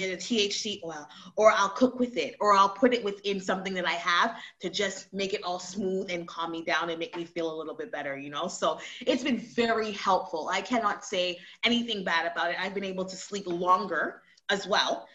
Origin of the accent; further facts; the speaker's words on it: Montreal, Quebec, Canada; also born or lived in Toronto; Montreal, Montreal, Canada, for sure. I, that's where I'm from